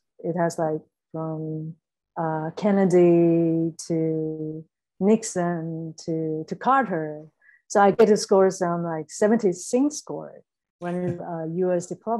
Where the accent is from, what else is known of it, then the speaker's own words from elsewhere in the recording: Taiwan; moved away; I was born in Taiwan.